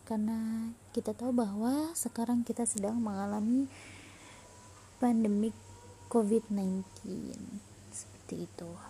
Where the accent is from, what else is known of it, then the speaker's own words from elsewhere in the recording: Cilacap, Central Java, Indonesia; now in Singapore; asal saya dari Cilacap Tahun kelahiran saya 1999.